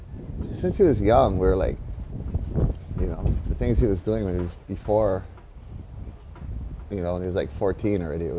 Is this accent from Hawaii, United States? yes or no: yes; Kauai, Hawaii, United States; also born or lived in Oahu; Born and raised in Kauai.